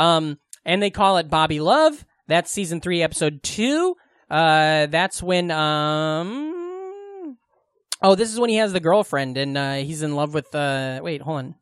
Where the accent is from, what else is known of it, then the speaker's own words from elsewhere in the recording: Glenwood, United States; Glenwood, my hometown